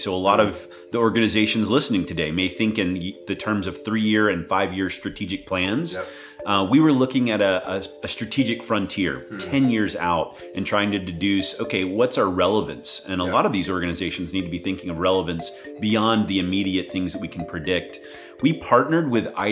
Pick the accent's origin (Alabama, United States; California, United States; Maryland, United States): Alabama, United States; Birmingham; moved away as an adult; also born or lived in Greensboro, North Carolina / Addis Ababa, Ethiopia; now in Tupelo, United States; I grew up in Birmingham, Alabama, which was a short drive from Tupelo and New Albany, where my family was from